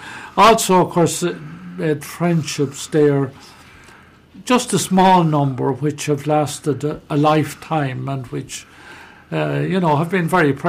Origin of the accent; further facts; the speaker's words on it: Roscrea, Tipperary, Ireland; I'm from Roscrea. I'm a native of Roscrea, born and reared, lived about 3 miles outside Roscrea on the Temple Moor direction. Went to primary school in Roscrea.